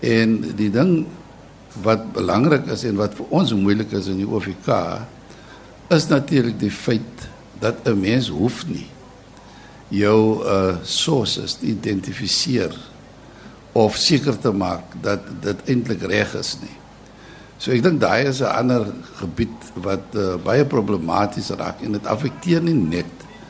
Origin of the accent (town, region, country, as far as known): South Africa